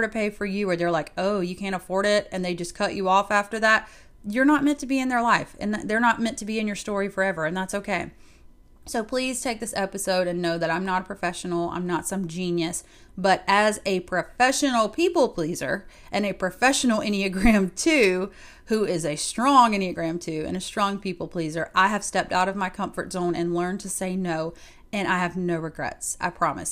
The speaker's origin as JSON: {"language": "English", "region": "South Carolina", "country": "United States", "moved": "yes", "said": "we both happened to be from South Carolina"}